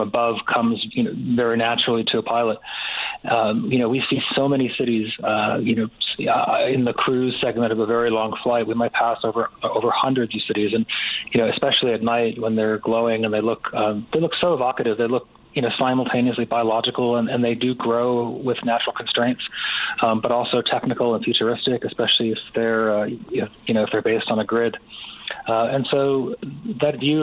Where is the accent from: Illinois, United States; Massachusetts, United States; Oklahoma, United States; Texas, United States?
Massachusetts, United States; Pittsfield; moved away; Growing up in Pittsfield, which is a small city in western Massachusetts